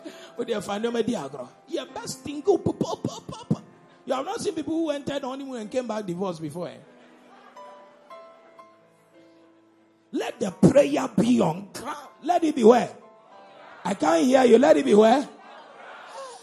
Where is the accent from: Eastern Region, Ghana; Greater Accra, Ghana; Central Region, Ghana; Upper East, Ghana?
Central Region, Ghana; Elmina; I come from Elmina